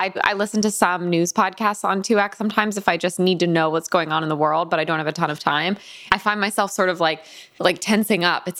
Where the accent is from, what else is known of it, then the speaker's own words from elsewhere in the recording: Connecticut, United States; at least for me growing up in Connecticut